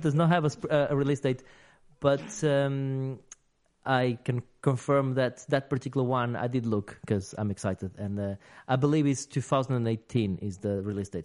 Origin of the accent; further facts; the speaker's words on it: United Kingdom; we're British